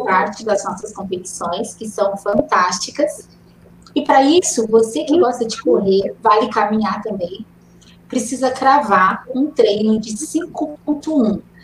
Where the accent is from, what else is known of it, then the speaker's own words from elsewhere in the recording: Minas Gerais, Brazil; now in Campinas, Brazil; Sou mineira, nasci em Minas, mas escolhi Campinas para fazer família, trabalhar